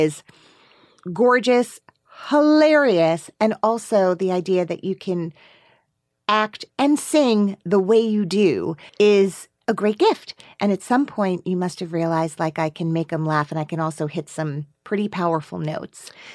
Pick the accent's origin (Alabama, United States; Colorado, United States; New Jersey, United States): New Jersey, United States; Teaneck; now in Brooklyn, United States; I'm from Teaneck